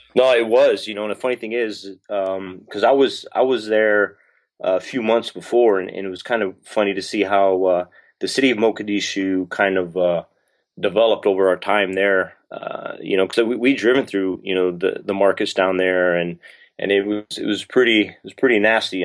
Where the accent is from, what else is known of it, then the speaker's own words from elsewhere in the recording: southern New Mexico, United States; moved away as an adult; I'm from southern New Mexico, so, you know, by some miracle, I got stationed at White Sands Missile Range, uh, which is, like, twenty minutes from my hometown